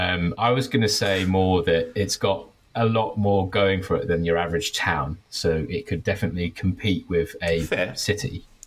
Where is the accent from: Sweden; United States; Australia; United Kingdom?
United Kingdom; London; moved away as an adult; now in Wellington, New Zealand; I grew up in London, mate.